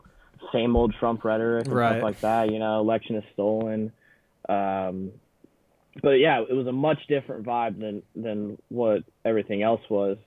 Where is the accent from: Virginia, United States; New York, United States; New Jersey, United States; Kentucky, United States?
Virginia, United States; Richmond; moved away as an adult; now in London, United Kingdom; I'm originally from Richmond, Virginia, so that's where a lot of my work is located.